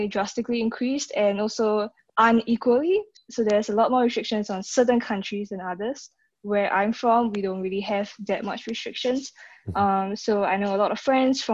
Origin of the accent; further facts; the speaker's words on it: Singapore; moved away as an adult; now in United States; I'm originally from Singapore